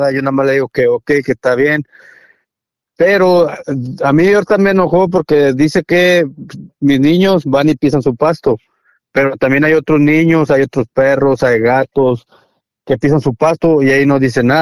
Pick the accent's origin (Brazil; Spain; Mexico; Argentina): Mexico; yo respeto a toda la gente porque pues yo soy mexicano, ¿verdad?